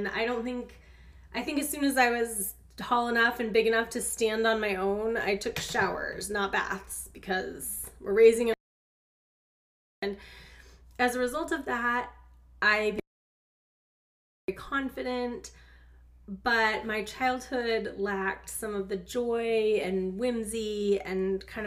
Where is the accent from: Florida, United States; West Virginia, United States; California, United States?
California, United States; Gilroy; now in Dallas, United States; I grew up in California. I grew up in a wonderful little town called Gilroy